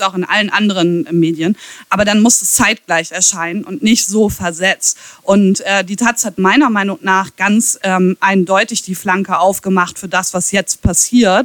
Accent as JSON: {"language": "German", "town": "Ahaus", "region": "North Rhine-Westphalia", "country": "Germany", "tie": "born or raised there", "said": "Jens Spahn und ich, wir kommen aus der gleichen Stadt"}